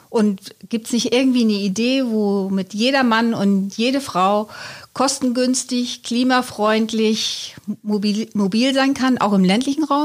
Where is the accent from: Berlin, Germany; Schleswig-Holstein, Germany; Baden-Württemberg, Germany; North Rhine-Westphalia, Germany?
Schleswig-Holstein, Germany; North Frisia; Ich komme ja aus Nordfriesland, wohne auch da, also eher im ländlichen Raum